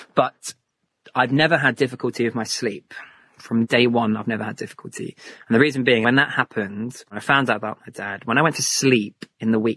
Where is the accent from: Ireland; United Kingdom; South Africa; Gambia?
United Kingdom; St Ives, South West England; I grew up in Cornwall, so St. Ives in Cornwall